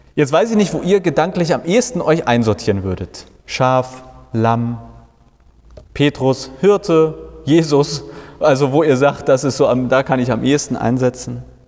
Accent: Hamburg, Germany; Ich komme aus Hamburg

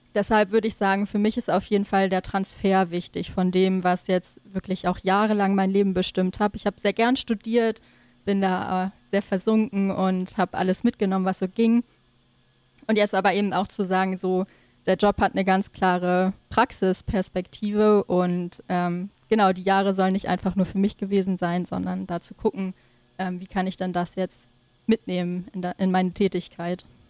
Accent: Dannewerk, Schleswig-Holstein, Germany; also born or lived in Kiel / Berlin / Copenhagen; now in Neumünster, Germany; ich bin in der Nähe von Schleswig geboren, in Dannewerk

